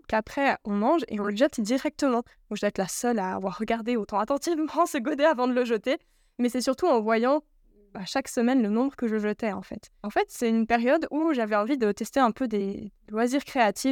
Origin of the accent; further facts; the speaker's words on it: Yverdon-les-Bains, Vaud, Switzerland; je suis née à Yverdon et j'ai grandi un petit moment là-bas